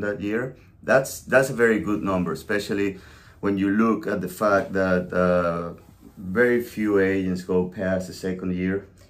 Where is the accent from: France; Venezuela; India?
Venezuela; La Guaira; also born or lived in New York City; now in South Carolina, United States; I'm originally from Venezuela, a small town called La Guaira, beach town. I was born and raised on the ocean.